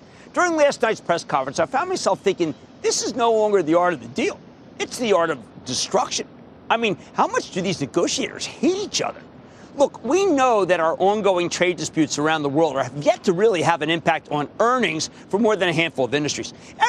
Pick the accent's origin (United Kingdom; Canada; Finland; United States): United States; New Jersey; Let's go to Joe in my home state of New Jersey.